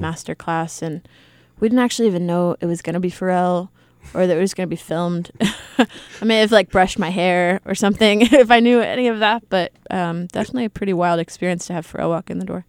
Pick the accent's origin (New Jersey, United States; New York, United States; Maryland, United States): Maryland, United States; Eastern Shore of; I'm from the eastern shore of Maryland